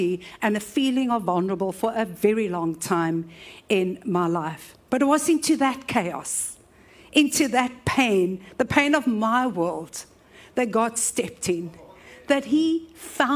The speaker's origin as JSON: {"language": "English", "town": "Cape Town", "region": "Western Cape", "country": "South Africa", "tie": "born or raised there", "said": "I was raised in Woodstock"}